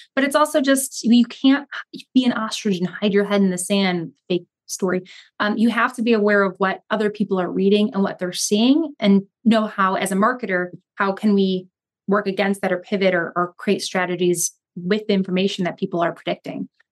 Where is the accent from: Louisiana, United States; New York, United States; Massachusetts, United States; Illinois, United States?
Illinois, United States; Chicago; in the suburbs, which I was from